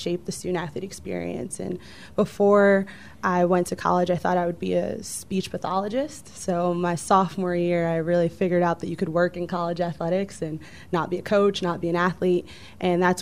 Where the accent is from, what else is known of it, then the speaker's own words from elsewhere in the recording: Chicago, Illinois, United States; moved away as an adult; also born or lived in Southern California; now in Houston, United States; I actually grew up on the south side of Chicago.